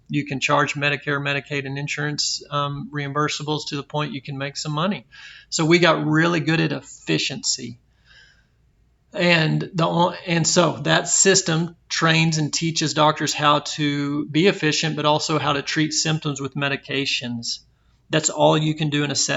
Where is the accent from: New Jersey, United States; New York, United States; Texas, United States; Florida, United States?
Texas, United States; Belton; I was born and raised in Texas, in Central Texas, in Belton